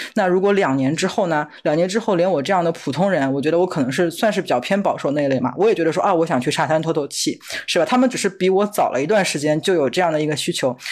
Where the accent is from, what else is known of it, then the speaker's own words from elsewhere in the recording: China; now in United States; 我作为一个中国人